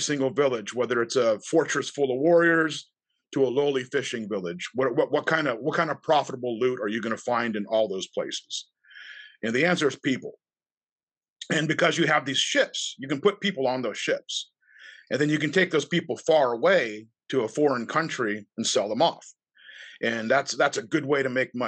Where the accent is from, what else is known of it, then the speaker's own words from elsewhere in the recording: United States; we're American